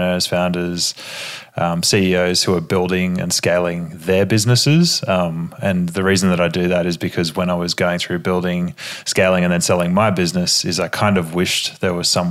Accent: Australia; accent: Australian

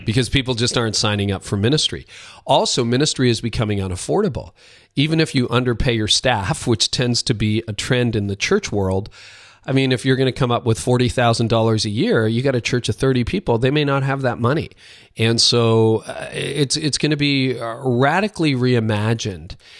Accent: Canada; Both my parents are Dutch immigrants to Canada. I'm Canadian. I live north of Toronto.

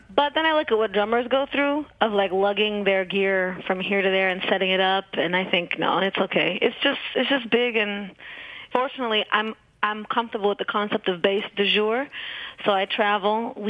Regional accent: Portland, Oregon, United States; No, but there was a lot of music here. I mean, you know, it's a music town

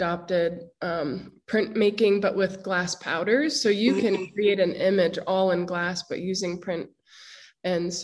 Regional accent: Harrisburg, Pennsylvania, United States; I grew up in Harrisburg, Pennsylvania, which is the capital

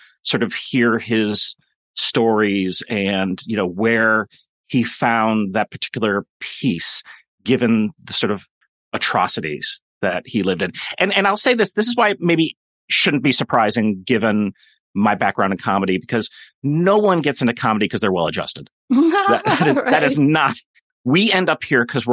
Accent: Kenilworth, Illinois, United States; also born or lived in Boston; I grew up in Kenilworth, Illinois

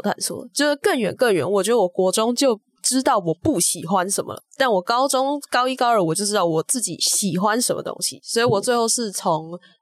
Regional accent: Taipei, Taiwan; 我是来自台北的正大附中，然后我现在就读的是正大中文系的大一

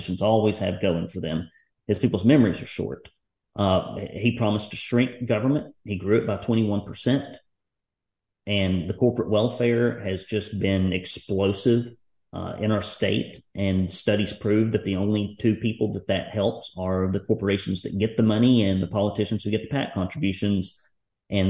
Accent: Tennessee, United States; in my hometown, 5 minutes from my house and business

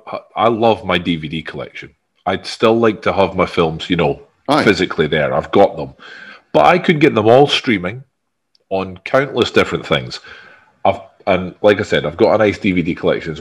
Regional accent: Edinburgh, Scotland, United Kingdom; I'm an Edinburgh lad

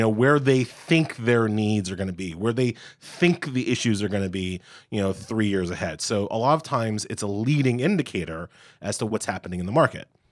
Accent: New York City, New York, United States; also born or lived in Boston area; I'm a New Yorker. I'm, you know, born, bred in Queens and Long Island

